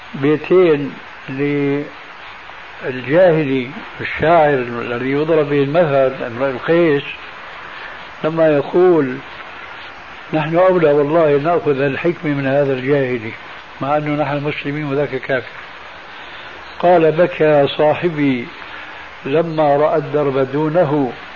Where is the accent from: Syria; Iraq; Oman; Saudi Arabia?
Syria; وعندنا في سوريا